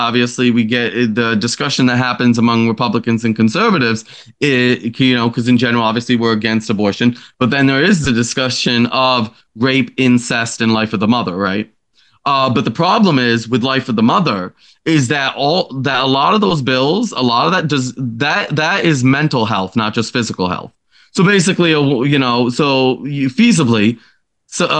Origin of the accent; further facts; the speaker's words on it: upstate New York, United States; upstate New York has a lot of beautiful area. And I just honestly, I don't want to leave it, you know, it's my home. It's where I grew up.